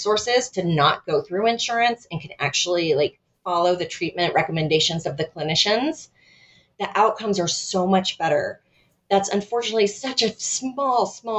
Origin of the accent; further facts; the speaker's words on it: United States; being an American